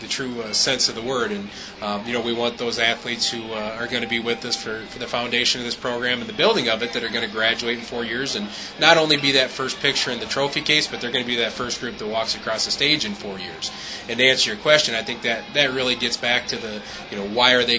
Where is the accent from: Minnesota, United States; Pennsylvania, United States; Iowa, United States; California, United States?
Minnesota, United States; I grew up in Minnesota.